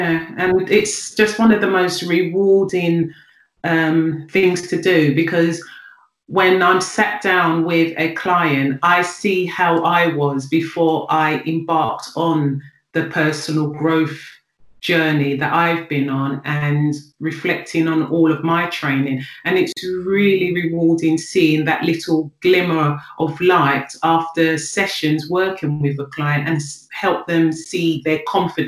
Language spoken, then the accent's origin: English; London, United Kingdom; I'm from South London. I'm of Nigerian descent, but I was born and raised in Greenwich.